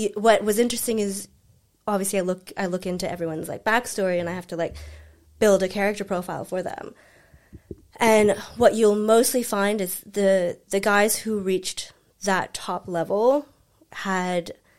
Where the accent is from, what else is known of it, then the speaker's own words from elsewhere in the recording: Cincinnati, Ohio, United States; born there; moved away; also born or lived in Frankfurt, Germany / Paris, France / London; I was born in Cincinnati, Ohio. Mm-hmm. I have a brother that's 7 years older than me, which is why I'm so scrappy. I didn't have a choice. And then we moved to Frankfurt, Germany, and then we moved to Paris, France, and then I finished high school there.